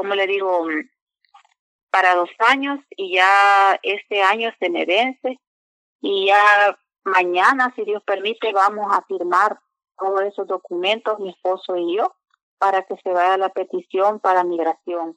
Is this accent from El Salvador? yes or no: yes; San Salvador, El Salvador; moved away; Soy del El Salvador, San Salvador.